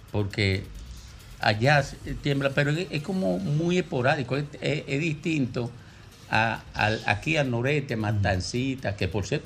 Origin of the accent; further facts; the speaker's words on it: Miches, El Seibo, Dominican Republic; moved away; Nací en Miche